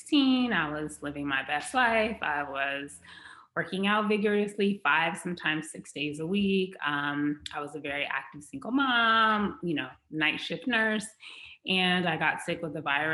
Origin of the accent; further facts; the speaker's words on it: Los Angeles, California, United States; also born or lived in Beverly Hills, California; I grew up in the Los Angeles, California area